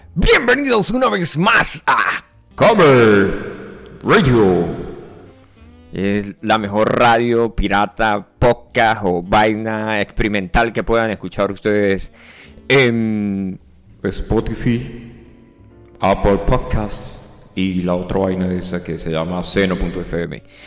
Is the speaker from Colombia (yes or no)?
no; Venezuela; yo soy del Yaure